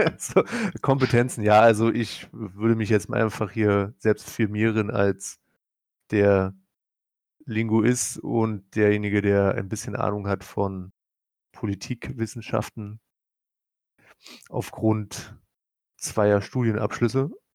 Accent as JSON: {"language": "German", "region": "Prussia", "country": "Germany", "said": "Bin ja Deutscher, ne? bin ja auch noch Preuße"}